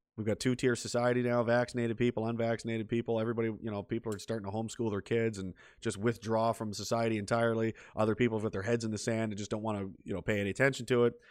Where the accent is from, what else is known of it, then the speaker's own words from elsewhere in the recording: Pictou, Nova Scotia, Canada; I'm from Pictou